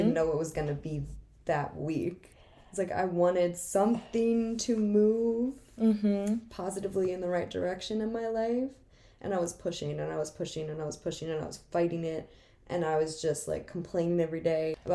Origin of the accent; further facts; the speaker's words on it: Bucks County, Pennsylvania, United States; also born or lived in Boston, Massachusetts; now in Philadelphia, United States; I'm not born here, I was born in Boston, moved to Bucks County